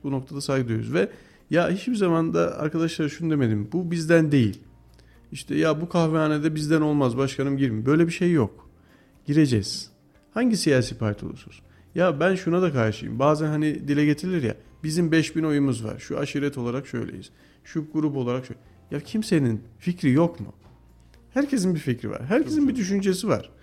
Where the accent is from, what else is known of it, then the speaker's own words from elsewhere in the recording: Kayseri, Kayseri Province, Turkey; Ben bu şehirde doğdum, bu şehirde büyüdüm